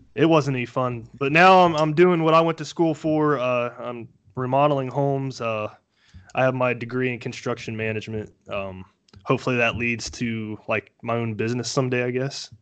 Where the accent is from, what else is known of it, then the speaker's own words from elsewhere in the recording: Dayton, Ohio, United States; I'm from the Dayton, Ohio area